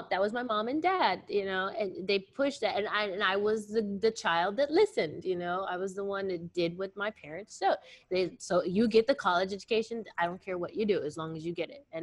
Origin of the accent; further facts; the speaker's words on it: Virginia, United States; born there; also born or lived in Alabama; I was born in Virginia. I'm a Southern okay. girl.